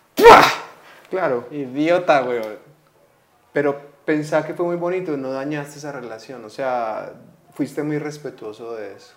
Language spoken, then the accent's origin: Spanish; Colombia; si somos colombianos